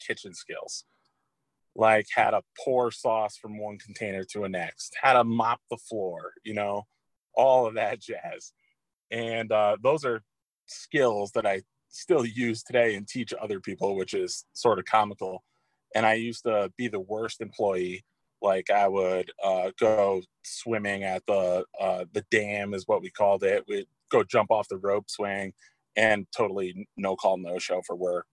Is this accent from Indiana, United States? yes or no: no; Montville, Connecticut, United States; I am from Montville, Connecticut. Small town just outside of New London